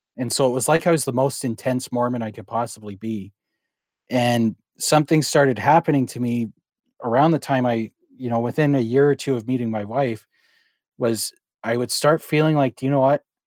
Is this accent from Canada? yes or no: yes; Calgary, Alberta, Canada; now in Langley, Canada; I was born and raised in Calgary.